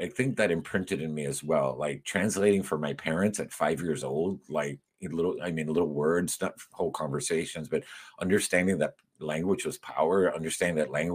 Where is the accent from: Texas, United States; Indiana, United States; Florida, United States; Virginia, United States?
Florida, United States; Miami; also born or lived in Madrid, Spain / New York / Cuba; Growing up in Miami and in Westchester in particular, when it wasn't completely Cuban in 1972